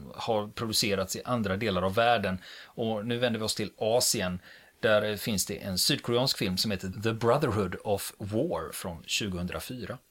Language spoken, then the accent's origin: Swedish; Sweden; vi svenskar